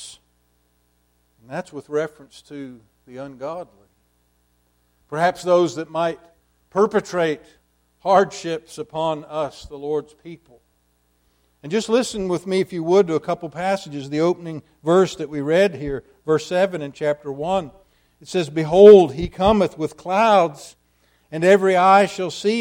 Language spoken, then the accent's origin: English; United States; as a young person, as an American evangelical Christian